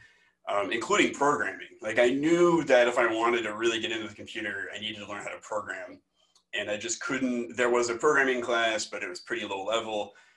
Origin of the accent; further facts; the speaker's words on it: Omaha, Nebraska, United States; moved away as an adult; also born or lived in Massachusetts / Michigan; now in Iowa, United States; I am originally from Omaha, Nebraska, and I went to Iowa State University for my undergrad